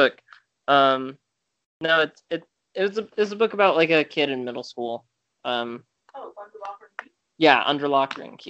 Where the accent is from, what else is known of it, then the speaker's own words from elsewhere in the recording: Alexandria, Virginia, United States; I was born in Virginia